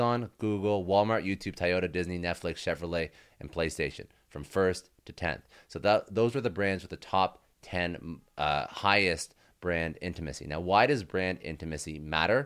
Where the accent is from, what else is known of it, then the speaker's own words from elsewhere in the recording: Toronto, Ontario, Canada; I'm Canadian as well, so I'm also from Toronto.